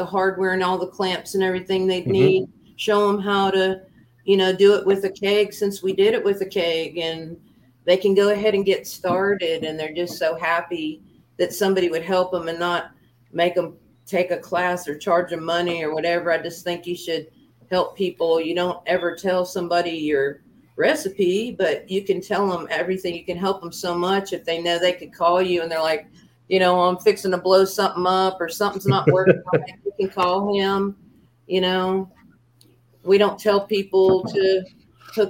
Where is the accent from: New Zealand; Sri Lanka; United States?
United States; the Everglades, Florida; moved away; also born or lived in South Carolina; I grew up in the Everglades